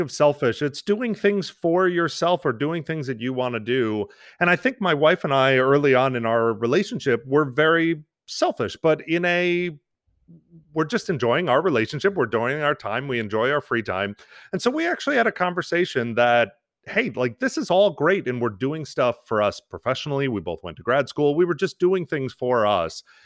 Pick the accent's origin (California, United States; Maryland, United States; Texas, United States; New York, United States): New York, United States; moved away; I was born and raised in New York